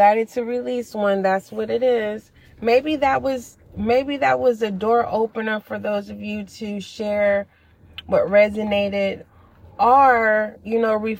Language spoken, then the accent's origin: English; California, United States; I am from California